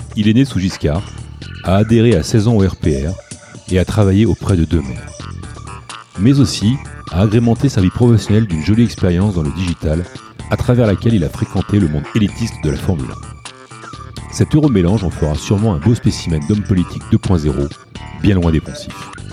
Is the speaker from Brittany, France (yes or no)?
no; Chartres, Centre-Val de Loire, France; on habitait à Chartres